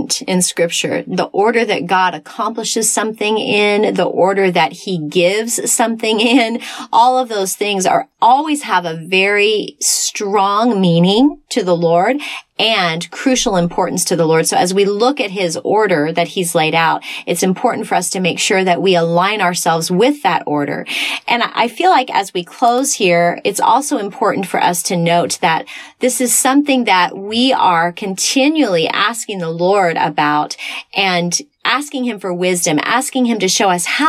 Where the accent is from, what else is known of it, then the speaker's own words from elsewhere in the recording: Texas, United States; I was raised in Texas in a denominational church